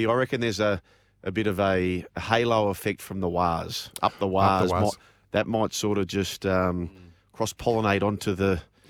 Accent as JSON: {"language": "English", "country": "Australia", "said": "I hate to admit this as an Australian."}